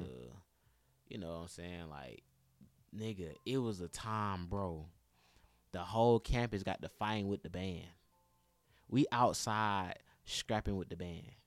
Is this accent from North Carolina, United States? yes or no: no; Atlanta, Georgia, United States; also born or lived in Jackson, Tennessee; I'm, like, the only nigga from Atlanta